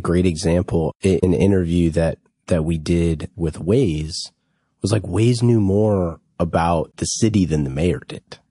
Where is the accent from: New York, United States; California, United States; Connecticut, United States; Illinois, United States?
California, United States; Bay Area; grew up in, uh, in the, in the Great Bay Area.